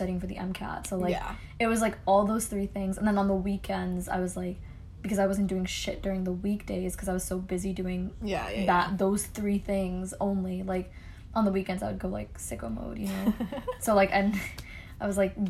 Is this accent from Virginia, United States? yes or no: yes; Northern Virginia, United States; I'm from Northern Virginia